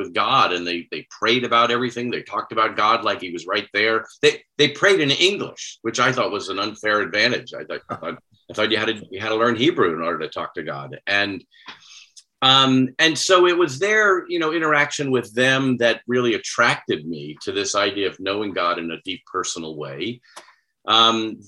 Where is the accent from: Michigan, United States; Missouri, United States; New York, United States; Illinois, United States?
New York, United States; near North Babylon, Long Island; moved away; I grew up not far from North Babylon